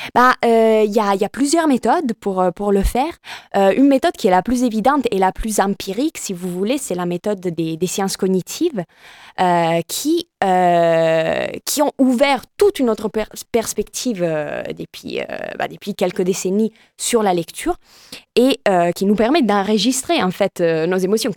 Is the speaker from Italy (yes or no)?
yes; Italy; French is a second language; now in France; je suis italienne